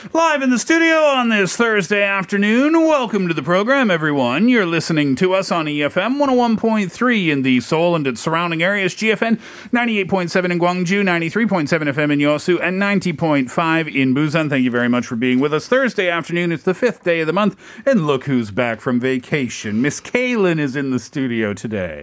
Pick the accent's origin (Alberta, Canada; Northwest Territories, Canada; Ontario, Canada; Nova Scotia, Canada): Nova Scotia, Canada; moved away; I'm from Nova Scotia, which is also a peninsula